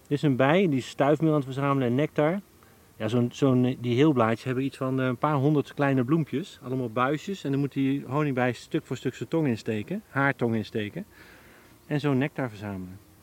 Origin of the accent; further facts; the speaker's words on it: Veluwe, Gelderland, Netherlands; Ik groeide op op de Veluwe